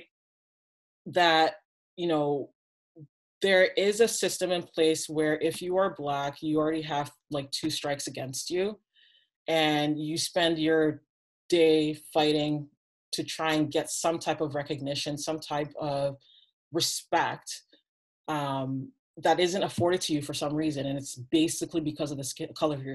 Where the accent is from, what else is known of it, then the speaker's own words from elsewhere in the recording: Toronto, Ontario, Canada; I'm from Toronto